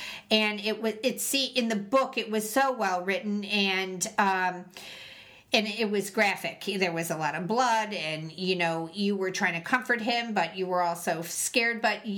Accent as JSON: {"language": "English", "region": "Missouri", "country": "United States", "said": "Yeah, I'm from Missouri. Show me."}